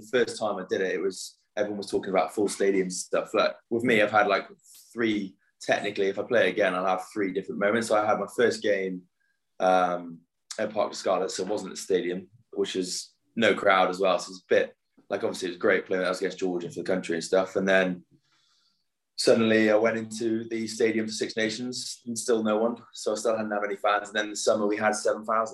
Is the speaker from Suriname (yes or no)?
no; Yorkshire and the Humber, United Kingdom; moved away as an adult; also born or lived in Cumbria; now in Wales; I grew up in North Yorkshire, but I went to school in Cumbria pretty much all my life.